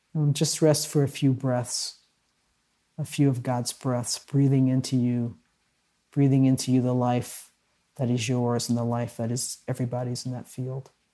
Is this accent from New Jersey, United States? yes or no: no; Milwaukee, Wisconsin, United States; in Milwaukee, where I grew up, there were three black radio stations